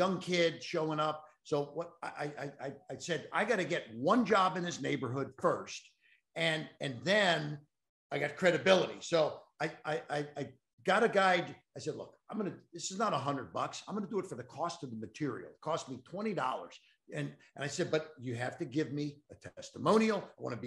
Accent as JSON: {"language": "English", "town": "Cincinnati", "region": "Ohio", "country": "United States", "tie": "born or raised there", "said": "I'm from Cincinnati"}